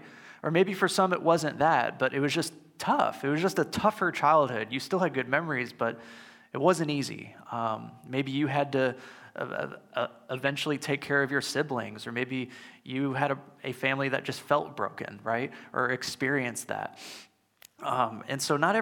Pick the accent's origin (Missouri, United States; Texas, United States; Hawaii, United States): Missouri, United States; St. Louis; my family and I grew up near the St. Louis Zoo, or at least in driving distance